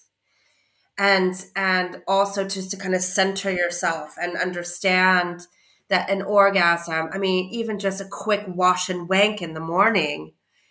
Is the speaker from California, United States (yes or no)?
yes; California, United States; now in United Kingdom; I'm from California